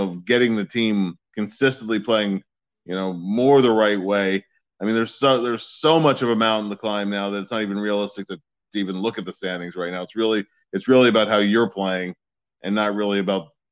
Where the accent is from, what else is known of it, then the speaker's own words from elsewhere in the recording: Philadelphia, Pennsylvania, United States; I grew up in Northeast Philadelphia